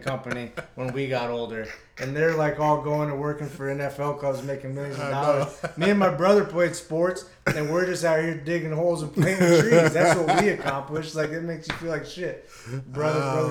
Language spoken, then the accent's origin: English; Iowa, United States; I was growing up in Iowa